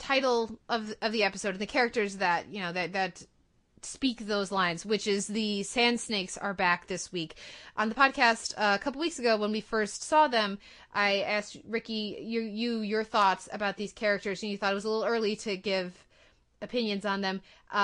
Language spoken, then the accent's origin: English; United States; I'm as an American